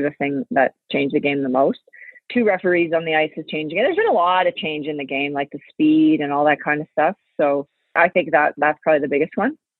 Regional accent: Canada; as a Canadian

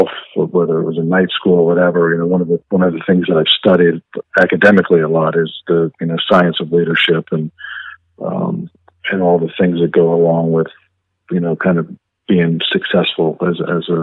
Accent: Alexandria, Virginia, United States; moved away as an adult; also born or lived in Pittsburgh, Pennsylvania; I actually grew up just outside of Washington, D.C. in Alexandria, Virginia, and spent most of my life in Alexandria

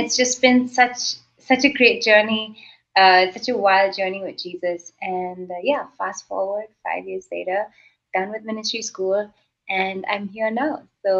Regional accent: Kuwait; The Middle East, I specifically grew up in Kuwait.

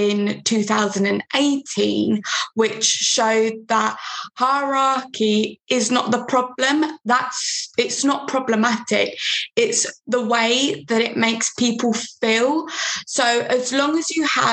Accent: London, United Kingdom; I'm from London

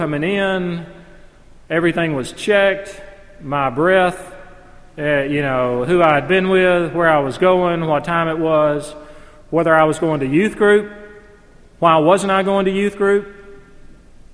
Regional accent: 30 minutes from Jacksonville, Alabama, United States; moved away; it's only 30 minutes from my hometown

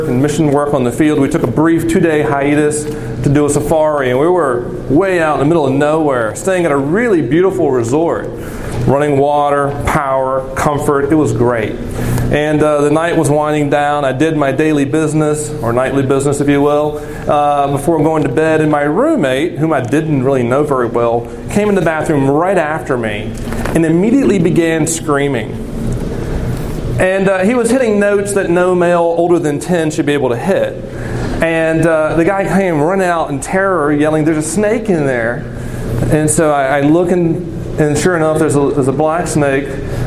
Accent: the South, United States; I'm from the South

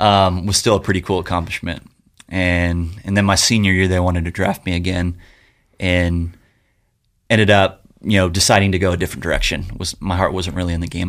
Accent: Yorba Linda, California, United States; I grew up in Yorba Linda

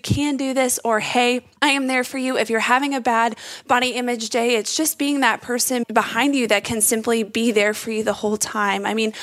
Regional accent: Texas, United States; I'm from Texas and I'm just saying the word y'all

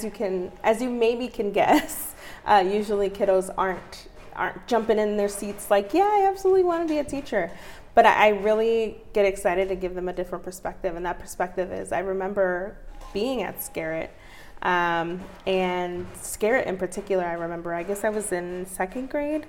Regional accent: United States; also born or lived in Mexico (family origin); I'm a lifelong Northeast resident. I grew up on St. John and Monroe. That was my childhood home

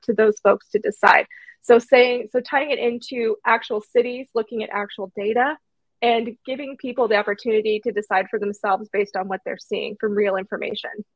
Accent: Canby, Oregon, United States; my hometown of Canby

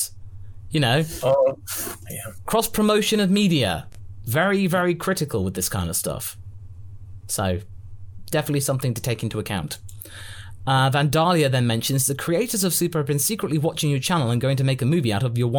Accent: Geordie, North East England, United Kingdom; accent: Geordie; I do love my Geordie accent

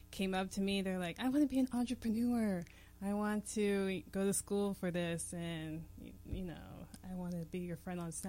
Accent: Atlanta, Georgia, United States; now in Pittsburgh, United States; I am from Atlanta, aka Hotlanta, and I've moved around quite a bit in my life.

